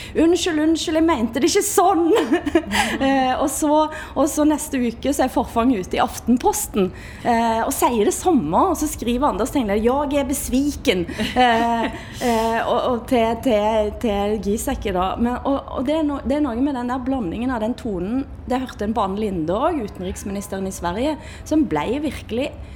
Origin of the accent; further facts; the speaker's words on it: Erfjord, Rogaland, Norway; Jeg kjenner meg mer som norsk, og jeg kjenner meg mer som vestlending. Til og med som Erfjordbu.